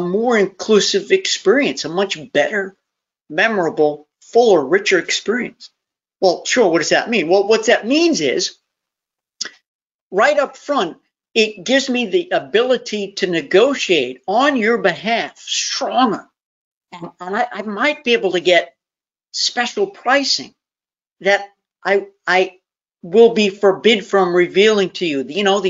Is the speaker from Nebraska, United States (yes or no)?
no; New York, United States; born or raised there; now in Tennessee, United States